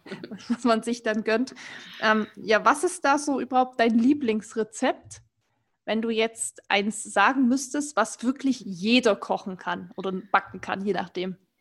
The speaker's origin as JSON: {"language": "German", "area": "Erzgebirge", "region": "Saxony", "country": "Germany", "moved": "yes", "said": "ich komme ja eigentlich aus dem Erzgebirge, das ist ja Mittelgebirge, wo wir früher super viel Schnee hatten"}